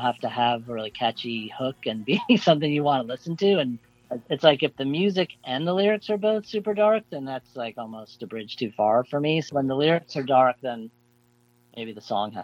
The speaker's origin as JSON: {"language": "English", "region": "South Florida", "country": "United States", "tie": "born or raised there", "said": "growing up in South Florida in the 70s"}